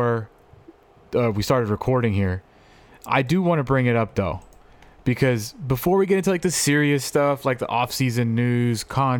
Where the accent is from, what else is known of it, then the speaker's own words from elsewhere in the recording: Oxnard, California, United States; I grew up in Oxnard, so I grew up with nothing but Dodger fans